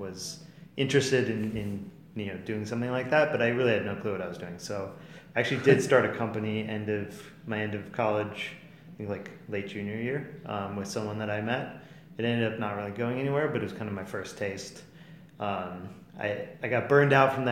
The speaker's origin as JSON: {"language": "English", "town": "Shorewood", "region": "Wisconsin", "country": "United States", "tie": "born or raised there", "said": "I grew up in Milwaukee. Actually, specifically Shorewood with Ben"}